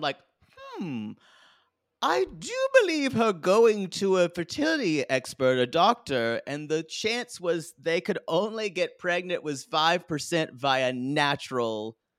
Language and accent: English; New York, United States; I'm a New Yorker, too, and I'm not used to cows.